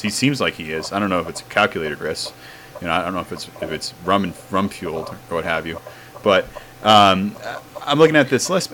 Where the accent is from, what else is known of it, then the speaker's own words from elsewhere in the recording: New England, United States; I grew up in New England